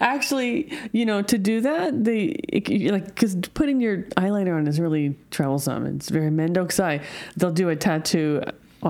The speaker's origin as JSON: {"language": "English", "country": "United States", "moved": "yes", "lives_now": "Japan", "said": "I'm from America."}